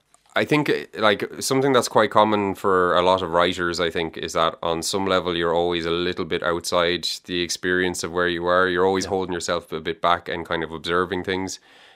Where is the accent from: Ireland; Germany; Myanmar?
Ireland; Galway, Connacht; also born or lived in Dublin; I'm from Galway. Well, I was given out to by my cousin yesterday, so I have to say I was born in Dublin. He said you're rejecting your Dublin route. So I was born in Dublin, but I grew up in Galway. We moved to Galway when I was 3.